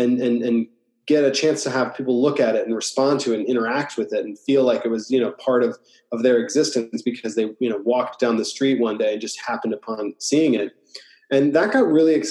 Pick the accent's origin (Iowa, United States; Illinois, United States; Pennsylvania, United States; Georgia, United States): Iowa, United States; moved away as an adult; also born or lived in New York; now in Los Angeles, United States; I grew up in Iowa